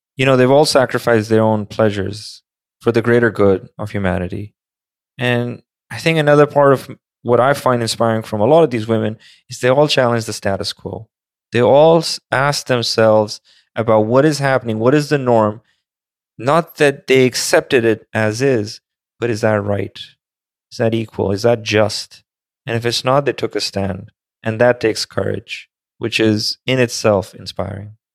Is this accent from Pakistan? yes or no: yes; Pakistan; moved away; I grew up in Pakistan